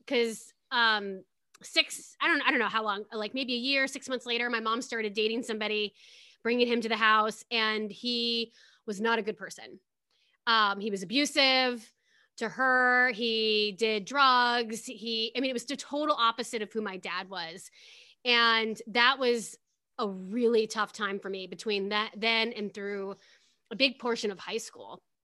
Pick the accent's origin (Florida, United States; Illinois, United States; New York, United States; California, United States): Illinois, United States; Pekin; I grew up in a town called Pekin, Illinois.